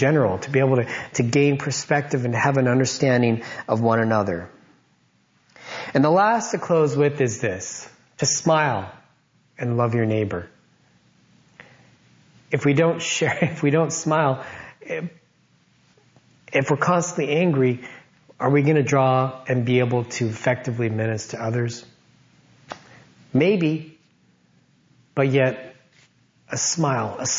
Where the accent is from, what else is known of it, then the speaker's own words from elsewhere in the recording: United States; growing up in America, I felt like I was an American